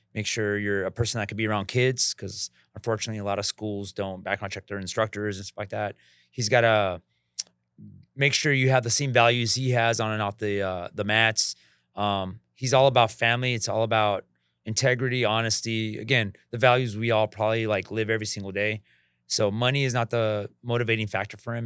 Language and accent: English; Los Angeles, California, United States; also born or lived in Redondo Beach / Santa Clarita; I grew up here in L A, um, in East Los Angeles